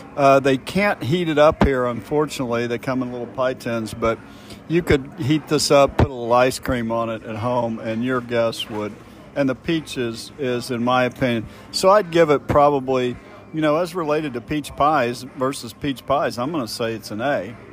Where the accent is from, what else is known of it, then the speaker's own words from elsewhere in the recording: Kansas City, Missouri, United States; We grew up in Kansas City